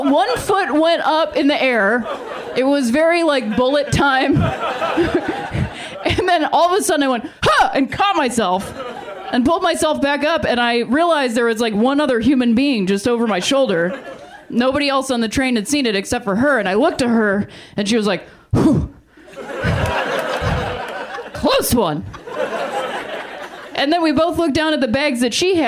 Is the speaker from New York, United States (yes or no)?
no; Akron, Ohio, United States; moved away; also born or lived in Chicago; my hometown of Akron, Ohio